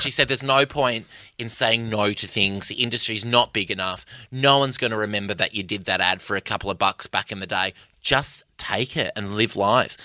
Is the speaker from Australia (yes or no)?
yes; Perth, Western Australia, Australia; I'm from Perth